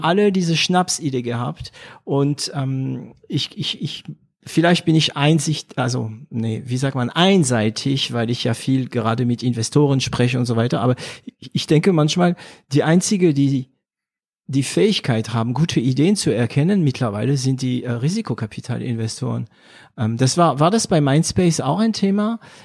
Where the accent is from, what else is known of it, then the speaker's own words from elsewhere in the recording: France; also born or lived in Germany; now in Swabia, Germany; ich bin Franzose, ja, Paris, Berlin, ich bin Deutscher auch